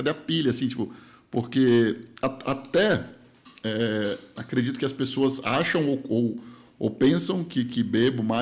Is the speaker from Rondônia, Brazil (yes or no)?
yes; Rondônia, Brazil; now in São Paulo, Brazil; eu falei, pô, vim de Rondônia, sei lá, vou falar, meio que chutar números. Eu era mega feliz em Rondônia com mil reais. Vivia em Rondônia com mil reais por mês. Eu vim morar em São Paulo